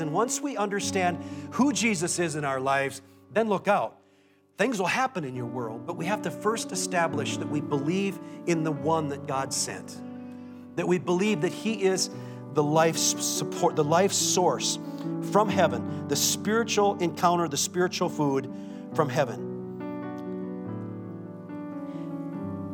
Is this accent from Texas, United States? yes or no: no; Minnesota, United States; as a Minnesotan